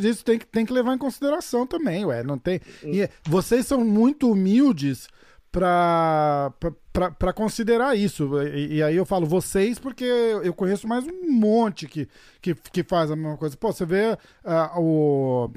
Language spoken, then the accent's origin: Portuguese; Brazil